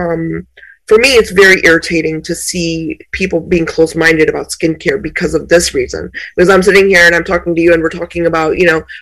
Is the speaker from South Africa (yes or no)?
no; India; I was born in India